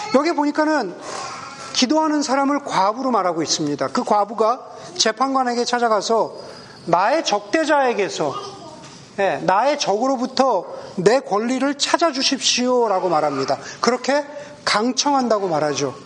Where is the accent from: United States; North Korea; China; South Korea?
United States; Southern California; now in Bay Area, United States; 저 같은 우리 서던 캘리포니아 출신들은